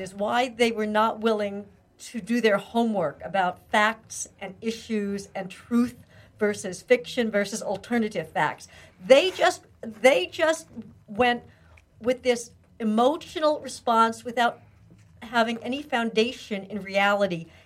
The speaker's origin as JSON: {"language": "English", "region": "Pennsylvania", "country": "United States", "tie": "born or raised there", "moved": "yes", "said": "the town I grew up in in Pennsylvania"}